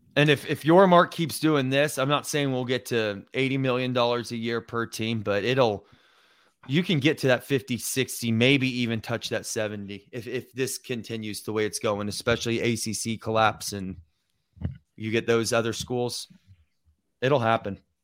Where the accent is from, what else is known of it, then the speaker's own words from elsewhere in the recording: Lake Braddock, Virginia, United States; We're all from Lake Braddock. We all went to the same school together